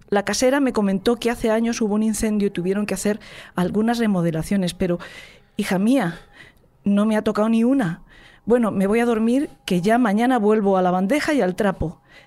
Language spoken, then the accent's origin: Spanish; Spain